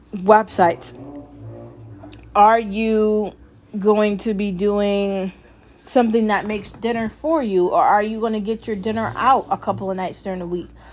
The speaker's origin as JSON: {"language": "English", "country": "United States", "said": "I am American and I am proud."}